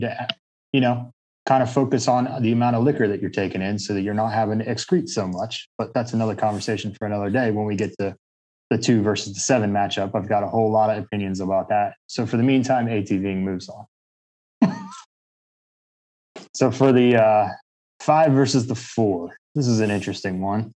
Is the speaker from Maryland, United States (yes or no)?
yes; Maryland, United States; moved away; also born or lived in North Carolina; I was born in Maryland and lived in North Carolina for a long time